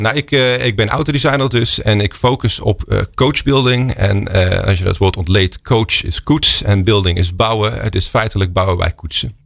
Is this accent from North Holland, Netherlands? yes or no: no; Oosterhout, North Brabant, Netherlands; moved away; also born or lived in Eindhoven / London; opgegroeid in Oosterhout, in Noord-Brabant.